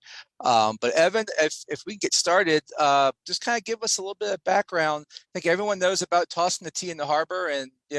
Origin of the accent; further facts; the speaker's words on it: Virginia, United States; I'm from Virginia